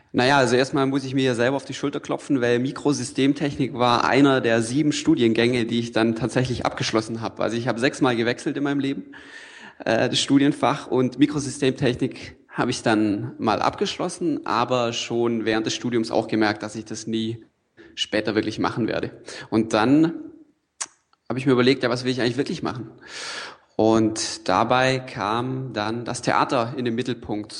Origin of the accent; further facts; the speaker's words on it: Allgäu, Bavaria, Germany; moved away as an adult; also born or lived in Freiburg; ich komme vom Land, ja, ich komme aus dem Allgäu